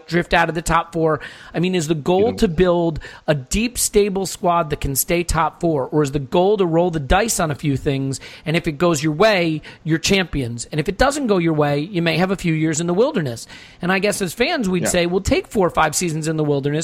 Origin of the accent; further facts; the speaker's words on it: United States; I grew up in America